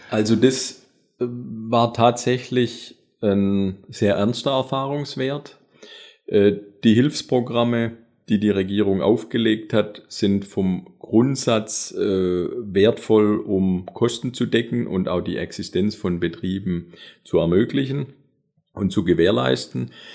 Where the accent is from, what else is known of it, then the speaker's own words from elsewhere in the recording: Metzingen, Baden-Württemberg, Germany; accent: Swabian; moved away as an adult; also born or lived in Konstanz / Radolfzell; Also ich habe tatsächlich schwäbische Wurzel und zwar ganz genau aus Metzingen